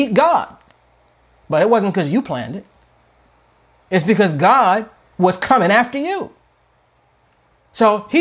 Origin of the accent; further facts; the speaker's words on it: United States; I'm an American, but I'm a Christian first. Like, you know, I'm African-American